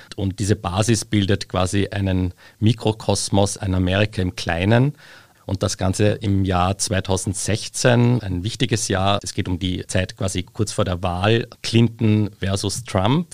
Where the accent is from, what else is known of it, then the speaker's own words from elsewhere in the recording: Austria; daheim in Österreich